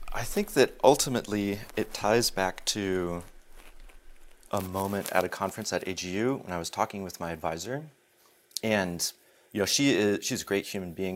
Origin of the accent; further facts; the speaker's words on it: East Coast, United States; also born or lived in Alsace, France; now in California, United States; I live in California, but I'm from the East Coast.